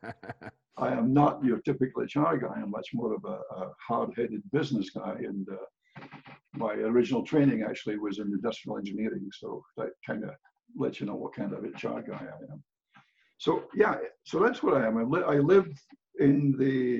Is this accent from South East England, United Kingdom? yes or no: no; Scotland, United Kingdom; moved away as an adult; now in United States; I grew up, obviously, I grew up in Scotland